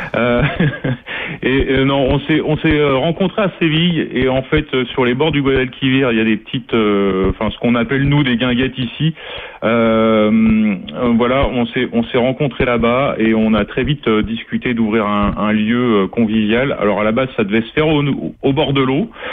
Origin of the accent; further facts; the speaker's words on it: Angers, Pays de la Loire, France; moved away; je suis d'Angers à la base. je suis angevin